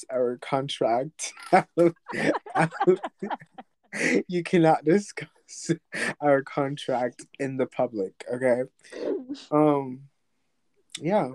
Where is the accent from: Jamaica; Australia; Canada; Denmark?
Jamaica; now in United States; I'm from Jamaica, and Jamaican English is, like, originated from England, so, like, when I say words that are not said in America, it's, like, weird